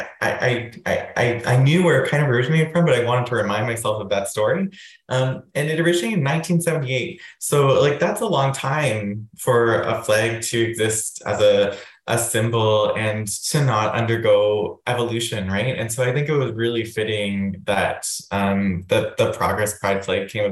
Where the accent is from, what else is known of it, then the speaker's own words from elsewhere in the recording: Waterloo, Ontario, Canada; now in London, Canada; growing up in Waterloo